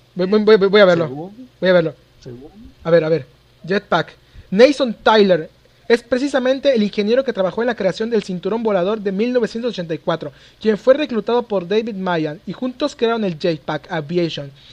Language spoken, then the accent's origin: Spanish; Mexico; soy mexicano